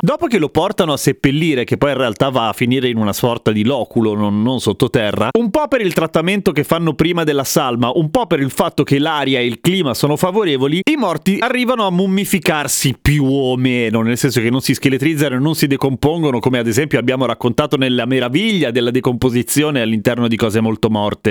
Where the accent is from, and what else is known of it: Italy